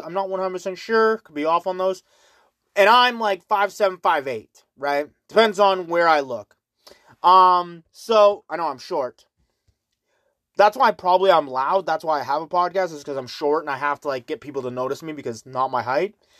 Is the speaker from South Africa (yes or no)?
no; Canada; I always say Canada